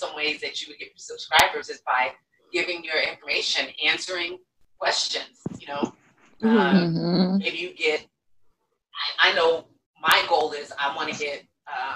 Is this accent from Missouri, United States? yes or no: no; Elk Grove, California, United States; I grew up in Elk Grove. I don't know if you're familiar with that part of Sacramento